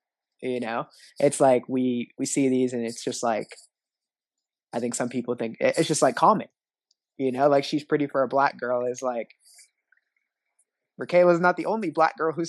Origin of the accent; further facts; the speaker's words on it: Oregon, United States; growing up in Oregon, like racism is like more passive